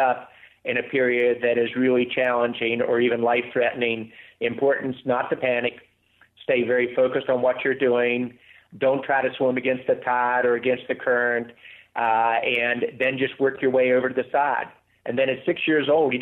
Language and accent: English; West Virginia, United States; Growing up in West Virginia, I almost drowned when I was 6 years old